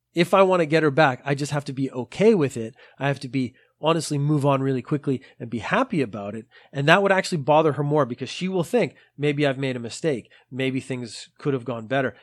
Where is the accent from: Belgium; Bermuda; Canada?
Canada; moved away as an adult; now in Japan; Now I am Canadian, so I have studied French. I studied French in school